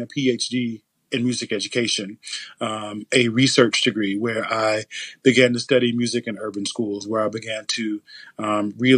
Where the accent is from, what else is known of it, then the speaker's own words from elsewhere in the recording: Biloxi, Mississippi, United States; I'm originally from Biloxi, Mississippi. And being from Biloxi, Mississippi, I grew up on what many people would call the wrong side of the tracks